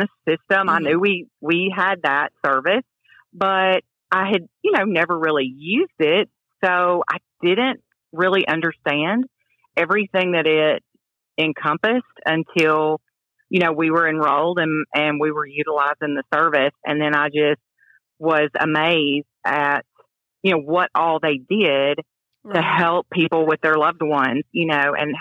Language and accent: English; Jackson, Tennessee, United States; I'm from Jackson